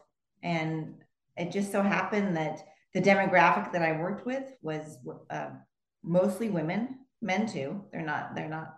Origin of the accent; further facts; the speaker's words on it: Los Angeles, California, United States; I grew up in Los Angeles. So I am a California native